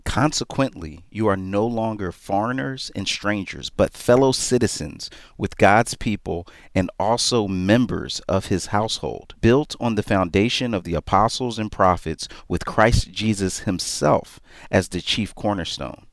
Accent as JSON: {"language": "English", "town": "Philadelphia", "region": "Pennsylvania", "country": "United States", "moved": "yes", "lives_now": "New York, United States", "said": "I am from Philadelphia"}